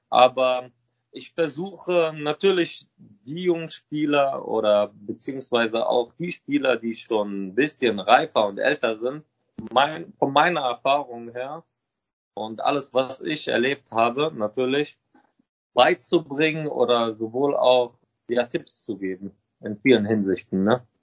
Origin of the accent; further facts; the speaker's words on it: Lebanon; Wir sind beide ursprünglich aus dem Libanon.